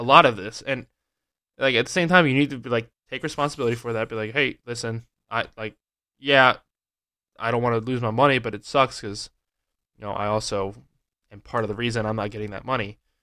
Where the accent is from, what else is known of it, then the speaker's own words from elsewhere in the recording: Pennsylvania, United States; growing up in Pennsylvania